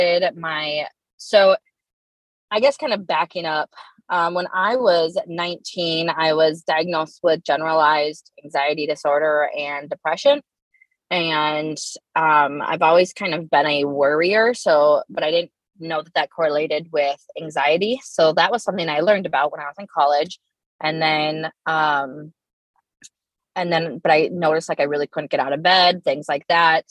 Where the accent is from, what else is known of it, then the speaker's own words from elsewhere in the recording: Hudson, Wisconsin, United States; also born or lived in River Falls / New Richmond; I was born and raised in Hudson